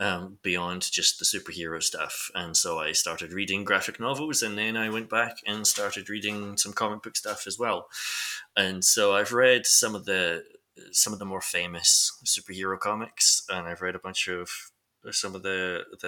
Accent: Lanarkshire, Scotland, United Kingdom; I'm from Lanarkshire

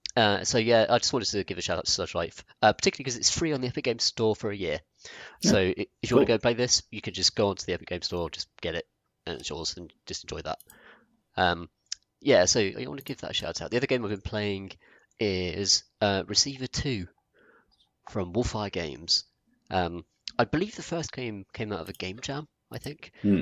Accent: United Kingdom; I think this is interesting, particularly as like a British guy who, in our country, like guns aren't accessible, like they're not a thing, apart from cops and here and there.

